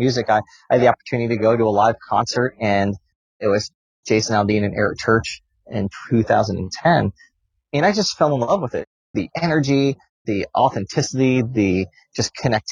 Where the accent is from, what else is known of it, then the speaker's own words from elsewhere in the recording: San Diego, California, United States; moved away as an adult; also born or lived in Rochester, New York; now in Washington, D.C., United States; I grew up in upstate New York in Rochester. It's where I spent my childhood. And then when I was 10, we moved to San Diego, California, where I spent most of my time until I moved to Washington, D.C. in 2006